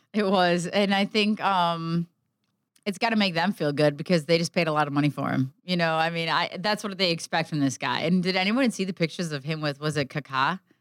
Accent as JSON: {"language": "English", "region": "Midwest", "country": "United States", "tie": "born or raised there", "said": "growing up in the Midwest"}